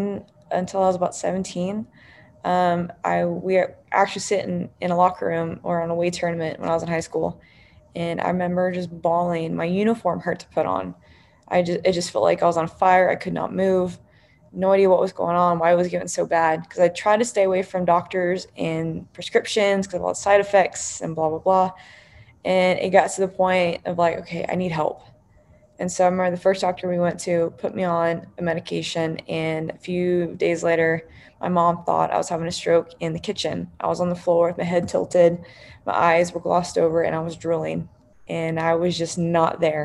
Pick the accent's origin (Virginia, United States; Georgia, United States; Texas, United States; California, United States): Texas, United States; New Braunfels; growing up in New Braunfels, Texas, super close to San Antonio